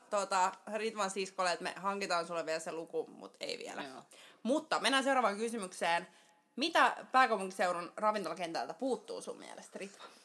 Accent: Helsinki, Uusimaa, Finland; Helsingistä kotoisin ja täällä pääosan elämää eläneenä

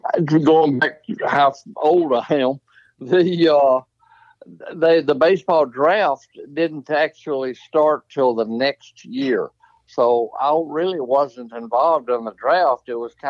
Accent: Arkansas, United States; I grew up in Arkansas and I was an Arkansas fan

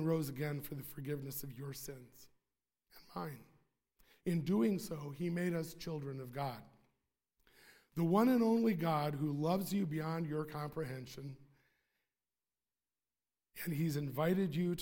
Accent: Sheboygan County, Wisconsin, United States; I'm from Sheboygan County

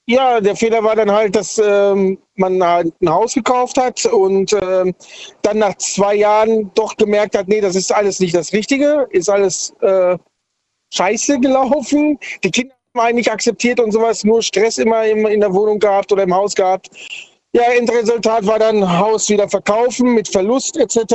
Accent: Sindelfingen, Baden-Württemberg, Germany; Ich komme aus Sindelfingen.

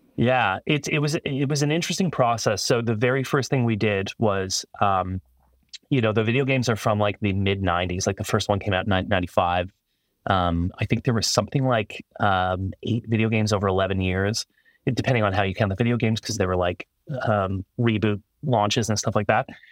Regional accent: Toronto, Ontario, Canada; engineering school in Toronto, Canada. where I'm from

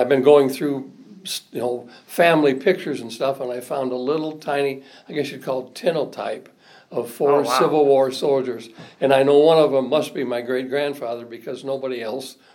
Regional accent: South Bend, Indiana, United States; I was born on September 3, 1943, in South Bend, Indiana

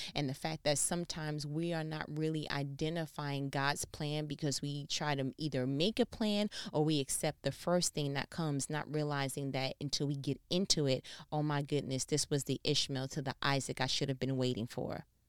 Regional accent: New York, United States; I'm from New York.

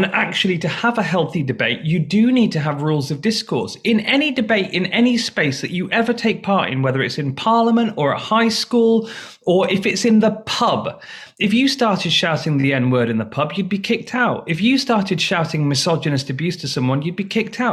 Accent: United Kingdom; moved away as an adult; now in Washington, D.C., United States; I moved to America in June 2020 during the pandemic to Washington, D.C. Clearly, I'm British

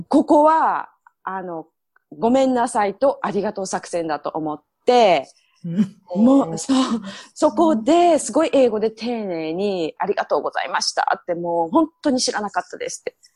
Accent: Miyazaki, Japan; accent: Miyazaki dialect; moved away; also born or lived in Toronto, Canada; 宮崎弁が取れない

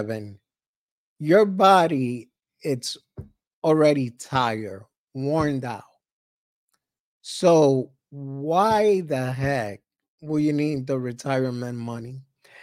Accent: New York City, New York, United States; we grew up in Harlem.

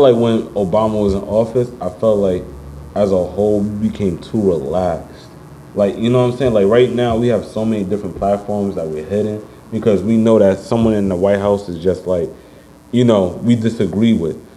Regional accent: New York City, New York, United States; I grew up on Uptown Bronx Gun Hill

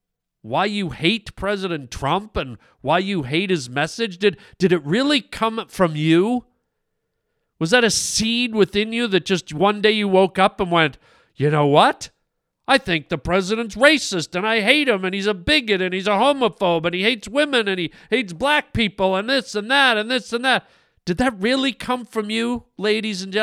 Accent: Canada; now in United States; I'm Canadian, man. I'm Canadian

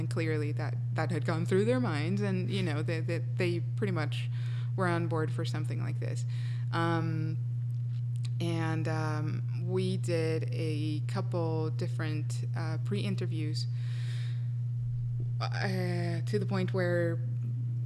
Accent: Colombia; English is a second language; moved away; Colombia, and it being my home country

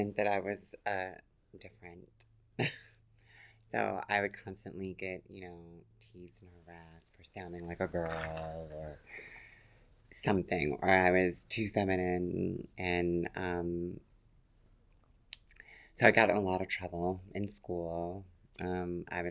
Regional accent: Yonkers, New York, United States; I grew up in Yonkers, New York

